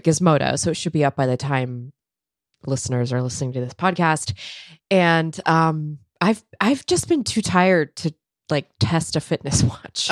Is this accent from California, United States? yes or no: yes; California, United States; moved away; as a Californian